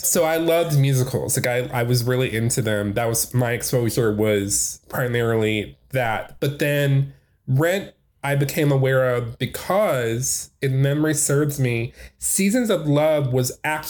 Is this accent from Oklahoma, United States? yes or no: no; Detroit, Michigan, United States; my hometown of Detroit, Michigan.